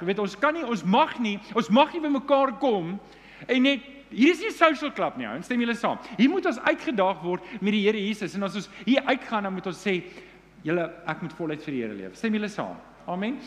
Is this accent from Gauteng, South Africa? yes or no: yes; Johannesburg, Gauteng, South Africa; Ek is Johannesburger